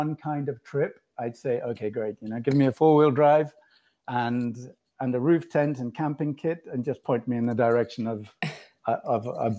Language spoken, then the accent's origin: English; England, United Kingdom; moved away as an adult; I'm actually English, but I haven't lived in England for about 28 years.